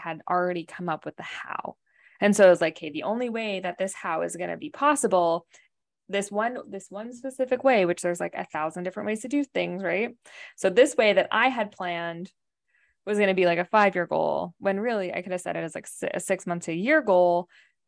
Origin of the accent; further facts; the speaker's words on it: Canada; moved away as an adult; now in United States; we're from Canada